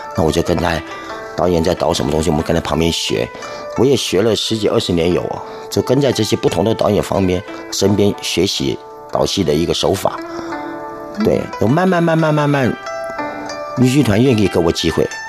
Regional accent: Kaohsiung, Taiwan; moved away; also born or lived in Taipei; 本身啊，是左翼人

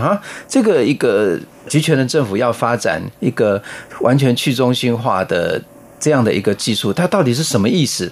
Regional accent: Taiwan; 我们台湾人比较喜欢用 Line

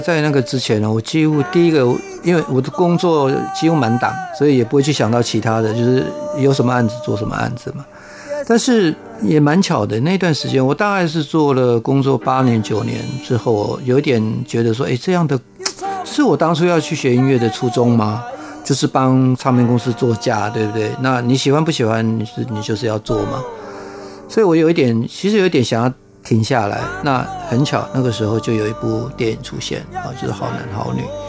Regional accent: Pingtung County, Taiwan; born there; 因为我为什么这样讲，是因为像我生我是在南部客家嘛

